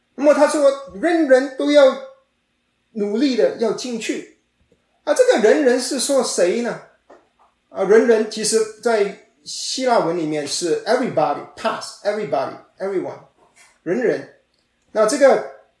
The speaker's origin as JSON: {"language": "Chinese", "country": "China", "said": "我们中国人"}